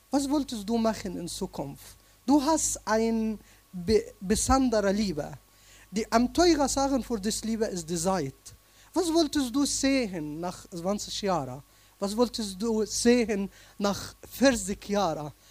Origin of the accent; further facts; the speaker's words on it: Egypt; German is a second language; now in Germany; ich komme aus Ägypten. Äh, alle Leute wissen Ägypten wegen Bramita und vielen verschiedenen Sachen. Ich bin äh, in einem kleinen Dorf äh, in Ägypten äh, geboren, genauso in der Mitte zwischen Alexandria und Aswan.